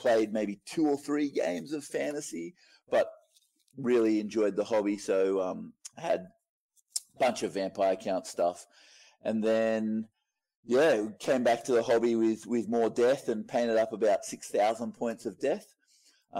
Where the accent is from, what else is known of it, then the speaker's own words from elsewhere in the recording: Moree, New South Wales, Australia; I am from Moree in northwest New South Wales, small little country town.